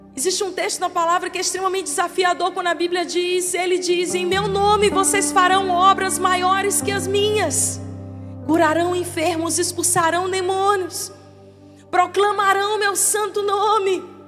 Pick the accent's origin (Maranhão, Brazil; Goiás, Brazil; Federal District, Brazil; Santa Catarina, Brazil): Maranhão, Brazil; now in Teresina, Brazil; eu sou maranhense, mas eu abracei essa terra como minha